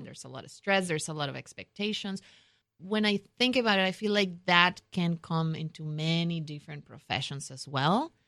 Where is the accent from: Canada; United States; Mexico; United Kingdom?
Mexico; moved away; I grew up in Mexico. I'm Mexican American